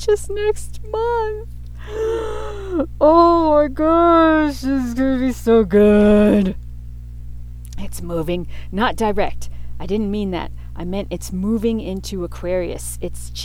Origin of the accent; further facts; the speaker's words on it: Pittsburgh, Pennsylvania, United States; also born or lived in New York City; my teen years growing up in Pittsburgh, Pennsylvania